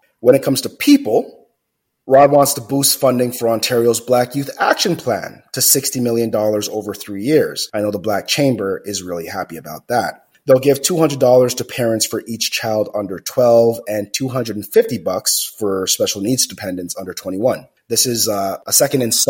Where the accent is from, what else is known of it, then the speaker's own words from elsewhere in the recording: Jamaica; moved away; I grew up in Jamaica, and in my most formidable years as a kid, I didn't have any hot water.